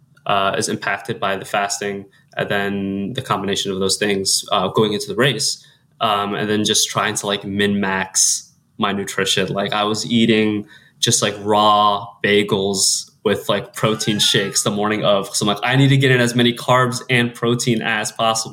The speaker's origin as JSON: {"language": "English", "region": "Central Ohio", "country": "United States", "tie": "born or raised there", "moved": "as an adult", "lives_now": "Chicago, United States", "said": "growing up in Central Ohio"}